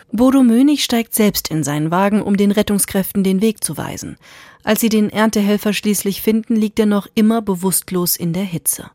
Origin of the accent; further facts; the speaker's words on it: Hesse, Germany; bei uns in Hessen